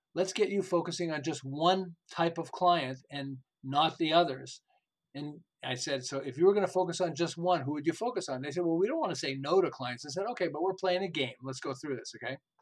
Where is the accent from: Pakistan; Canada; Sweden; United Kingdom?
Canada; Montreal, Quebec; moved away as an adult; now in Southern California, United States; I'm originally from Montreal. I live in Southern California. We've lived here for about 36 years.